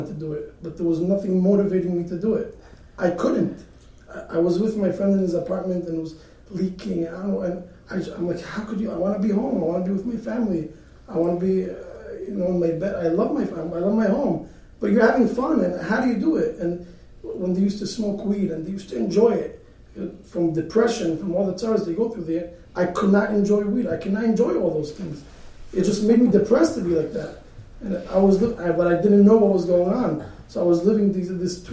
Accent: Bnei Brak, Tel Aviv District, Israel; I grew up in Bnei Brak.

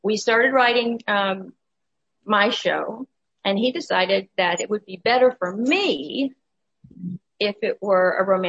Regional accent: Ohio, United States; moved away; also born or lived in Los Angeles; I was raised in Ohio and it was too cold

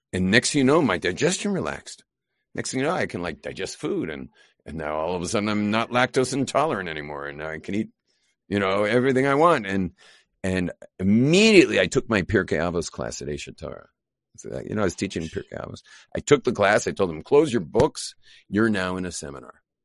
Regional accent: Los Angeles, California, United States; now in Israel; I grew up in Los Angeles.

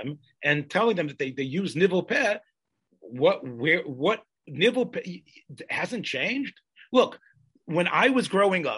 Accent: the South, United States; when I was growing up in the South

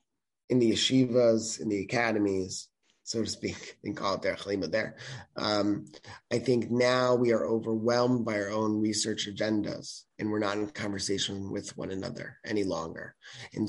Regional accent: United States; I am an American, I am Jewish, and I am a historian

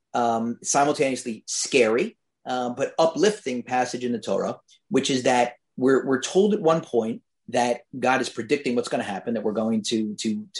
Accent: Philadelphia, Pennsylvania, United States; I'm from Philadelphia

